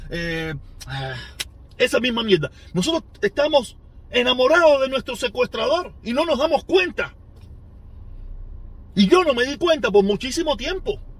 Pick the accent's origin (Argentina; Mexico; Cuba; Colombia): Cuba; Nosotros somos los únicos cubanos que el secuestrador, quien nos secuestró, quien nos, quien nos obligó a depender del gobierno.